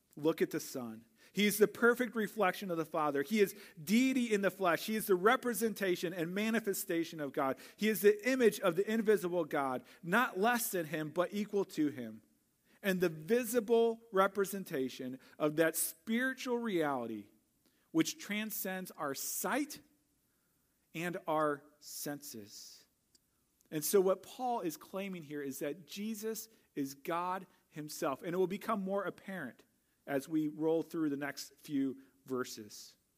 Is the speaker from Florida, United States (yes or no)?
no; St. Louis, Missouri, United States; moved away as an adult; I grew up in Saint Louis